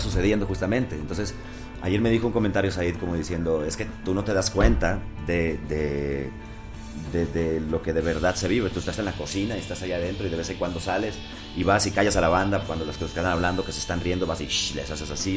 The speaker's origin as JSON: {"language": "Spanish", "town": "Culiacán", "region": "Sinaloa", "country": "Mexico", "moved": "yes", "lives_now": "Mexico City, Mexico", "said": "somos de Culiacán"}